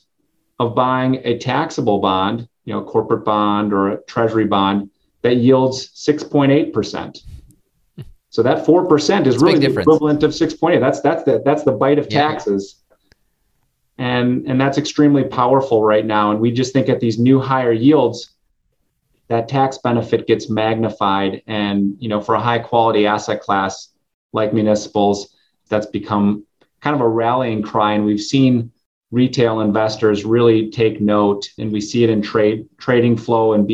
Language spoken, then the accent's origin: English; Green Bay, Wisconsin, United States; I grew up in the Green Bay area on a dairy farm